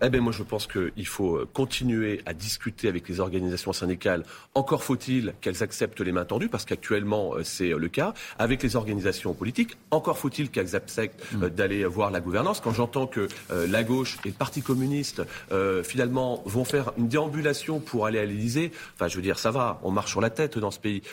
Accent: Spézet, Brittany, France; Je suis originaire de Bretagne, dans un petit village qui s'appelle Spézet, dans le Finistère Sud

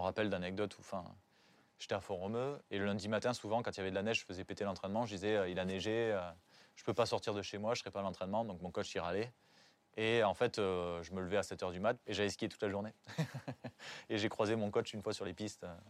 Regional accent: Font-Romeu, Occitania, France; also born or lived in Narbonne / Paris; je grandis à Fort-Romeu, donc dans les montagnes, dans les Pyrénées-Orientales

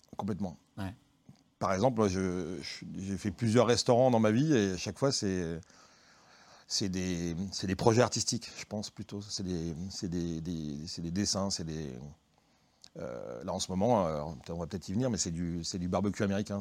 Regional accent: Lyon, Auvergne-Rhône-Alpes, France; on est tous, enfin beaucoup, on est lyonnais, voire, Lyon centre

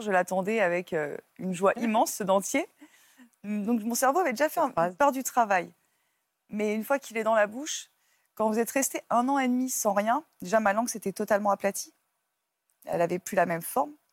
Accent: Paris, Île-de-France, France; moved away; je viens de Paris et puis après, je suis partie vivre en campagne

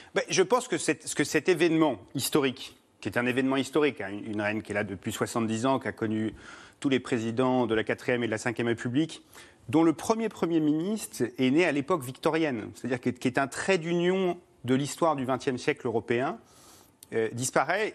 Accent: United Kingdom; moved away; c'est le pays de mon père et que j'ai grandi au Royaume-Uni

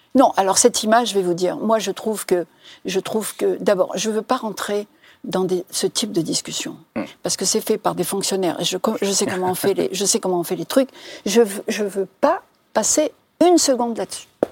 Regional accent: Algeria; moved away as an adult; now in France; je suis algérienne

